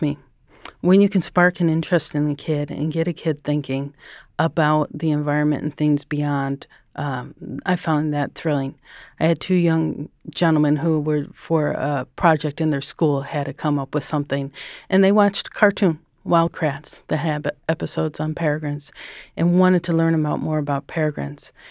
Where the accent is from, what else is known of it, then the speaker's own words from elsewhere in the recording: Chicago, Illinois, United States; also born or lived in Stevens Point, Wisconsin; I'm from the Chicago area